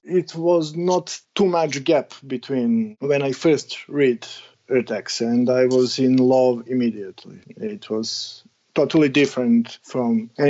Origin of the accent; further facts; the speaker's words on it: Serbia; English is a second language; Yeah, I'm born in 80s, and right before I need get start to the first grade in elementary, the war in Yugoslavia started.